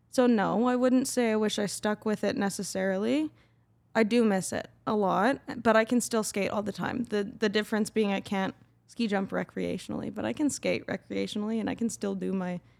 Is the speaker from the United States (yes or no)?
no; Calgary, Alberta, Canada; In Calgary.